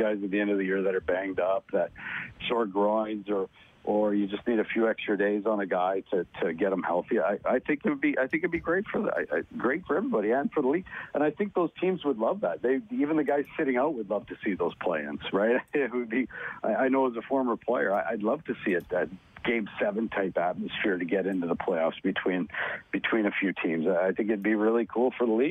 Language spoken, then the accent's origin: English; Calgary, Alberta, Canada; I watched Grant Fuhr growing up. I'm from Calgary